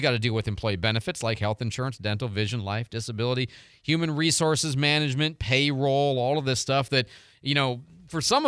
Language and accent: English; Midwest, United States; now in Pensacola, United States; I grew up in the Midwest